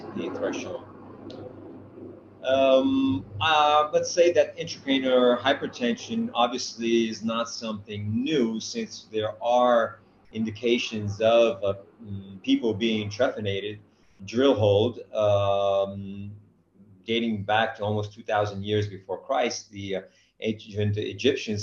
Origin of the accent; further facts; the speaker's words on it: New Jersey, United States; now in Brescia, Italy; I don't speak English because I'm from New Jersey